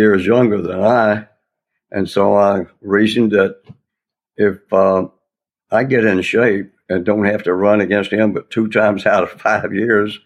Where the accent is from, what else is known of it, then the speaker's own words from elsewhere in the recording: West Tennessee, United States; also born or lived in Memphis, Tennessee / New York State / Kansas City / Washington, D.C.; I grew up in West Tennessee